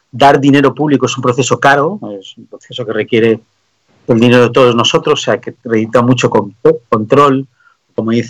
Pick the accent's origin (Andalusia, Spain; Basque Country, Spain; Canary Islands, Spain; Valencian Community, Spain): Canary Islands, Spain; born there; also born or lived in Germany / Belgium / France / Denmark; mis padres eh, son hindúes que tuvieron que irse de Pakistán en la partición, emigraron y yo nací en Canarias. Entonces soy el primero de la generación que nació en España.